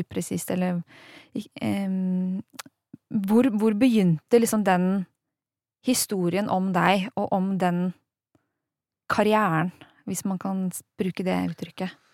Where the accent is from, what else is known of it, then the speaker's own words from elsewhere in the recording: Hof, Innlandet, Norway; Jeg har vokst opp i Hoff, altså i Hedmark